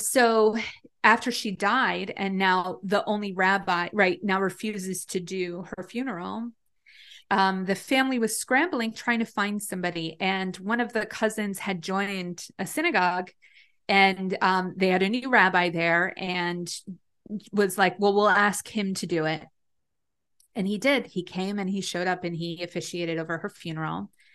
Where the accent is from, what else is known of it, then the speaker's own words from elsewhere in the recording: Long Valley, New Jersey, United States; I grew up in Long Valley, New Jersey, which is, um, like a very small town in Northwest Jersey